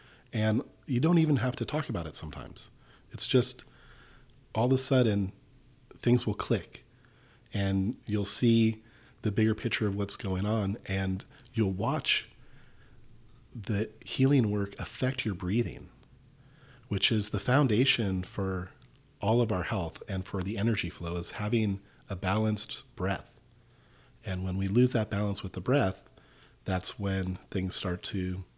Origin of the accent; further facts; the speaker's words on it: Malibu, California, United States; Well, I grew up in Southern California in Malibu. It was a beach life. Life of surfing.